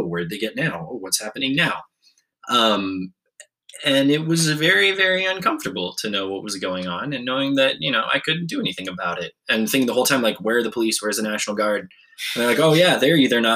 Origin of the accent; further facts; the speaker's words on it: United States; as an American